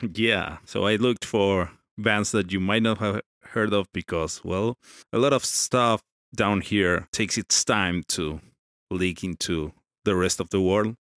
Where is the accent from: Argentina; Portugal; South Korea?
Argentina; I'm from Argentina